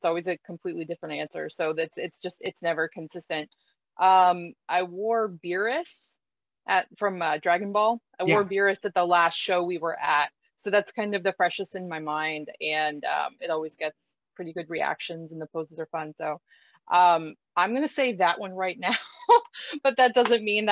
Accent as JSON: {"language": "English", "region": "Florida", "country": "United States", "tie": "born or raised there", "moved": "yes", "said": "I was born and raised in Florida."}